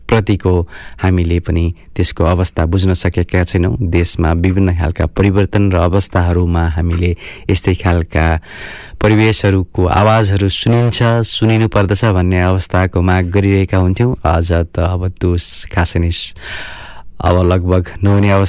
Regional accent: Nepal; moved away; also born or lived in Canterbury

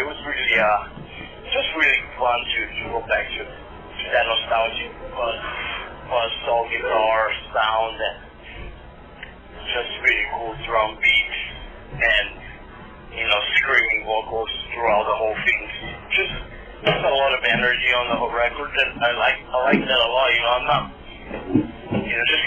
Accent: Brazil; I grew up in Brazil

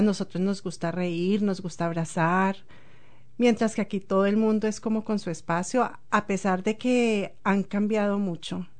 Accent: Bogotá, Colombia; moved away as an adult; also born or lived in Ecuador; now in New Zealand; soy de Colombia. Nací en Bogotá

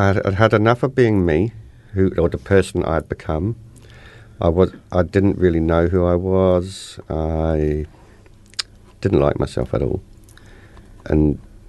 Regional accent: Inverness, Scotland, United Kingdom; I was brought up in Scotland. Inverness, Scotland

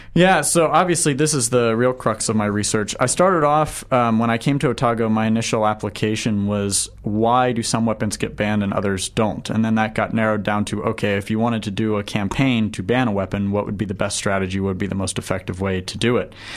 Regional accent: right outside of Washington D.C., Virginia, United States; moved away as an adult; also born or lived in San Antonio, Texas; now in New Zealand; I grew up right outside of Washington D.C.

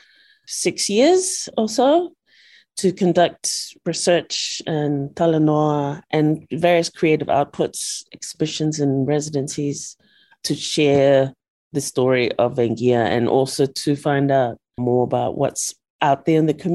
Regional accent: Eastern Division, Fiji; I'm from Kandavu in the south of Fiji. My mother is also from Kandavu

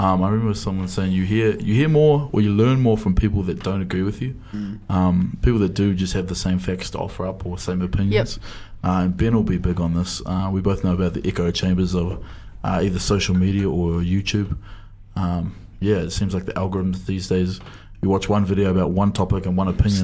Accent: Dunedin, Otago, New Zealand; I went to a, a real Pākehā school in St Leonard's, about fifty people

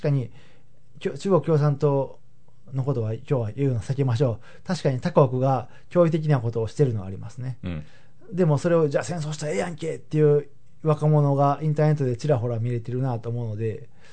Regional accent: Habikino, Osaka, Japan; 僕だったら羽曳野市っていうところで育ったんですけれども

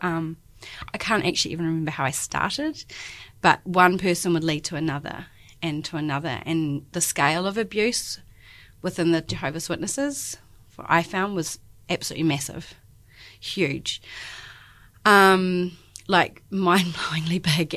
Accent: Christchurch, Canterbury, New Zealand; moved away as an adult; now in Dunedin, New Zealand; I'm born and bred in Christchurch, and I've been in Dunedin the last ten years

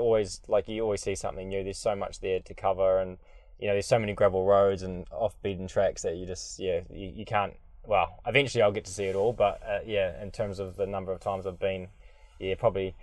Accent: Southland, New Zealand; moved away; also born or lived in Auckland; I'm originally from Southland, dairy farm upbringing down there

